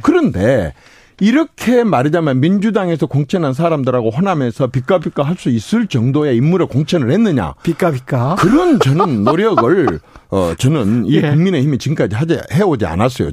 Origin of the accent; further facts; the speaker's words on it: Gokseong, South Jeolla, South Korea; 제가 고향이 곡성인데